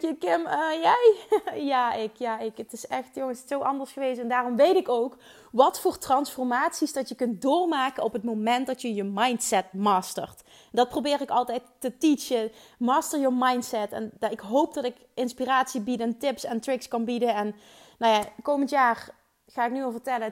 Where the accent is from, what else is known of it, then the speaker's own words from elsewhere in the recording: Limburg, Netherlands; Ik kom uit Limburg, maar ze waarschijnlijk vinden waarschijnlijk mijn accent wel super stom